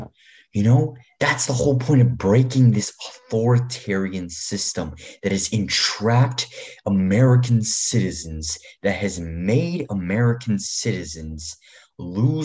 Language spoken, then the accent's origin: English; Afghanistan; moved away; my home country of Afghanistan.